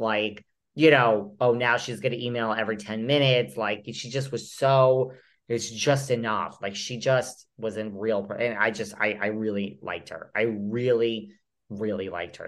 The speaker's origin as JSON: {"language": "English", "region": "New York", "country": "United States", "said": "I'm a New Yorker"}